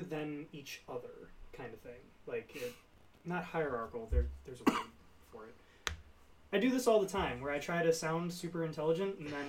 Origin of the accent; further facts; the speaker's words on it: United States; it's spelled to us Americans